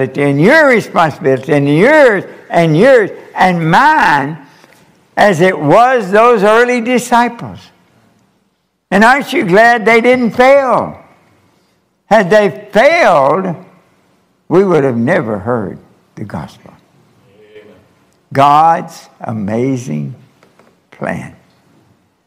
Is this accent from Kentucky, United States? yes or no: yes; Kentucky, United States; moved away as an adult; also born or lived in Japan; I'm from Kentucky. We have a difficult time with English.